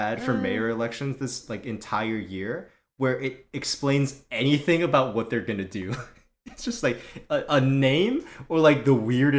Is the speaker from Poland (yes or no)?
no; South Korea; especially from growing up in Korea and spending mm-hmm. summers there, where, like, there's mosquitoes everywhere